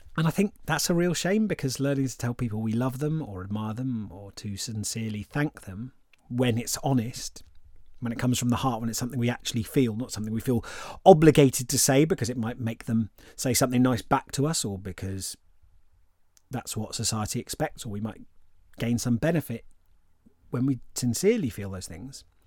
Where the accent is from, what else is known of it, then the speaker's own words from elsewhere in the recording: England, United Kingdom; I'm English